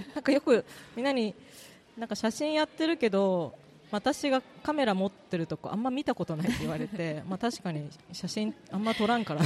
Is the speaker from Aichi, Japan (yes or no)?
no; Kurayoshi, Tottori, Japan; born or raised there